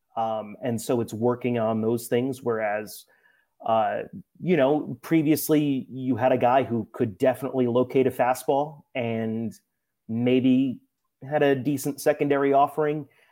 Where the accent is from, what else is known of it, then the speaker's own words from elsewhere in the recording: New Jersey, United States; someone from New Jersey